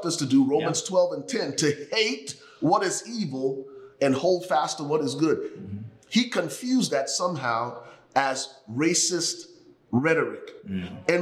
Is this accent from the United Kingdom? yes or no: no; Liberia; now in United States; I am originally from Liberia, West Africa. The United States became home for me and my family 27 years ago.